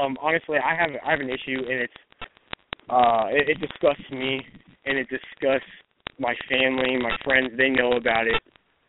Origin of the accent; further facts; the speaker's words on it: Los Angeles, California, United States; now in South Carolina, United States; I'm calling from South Carolina, but I was raised in Los Angeles, California.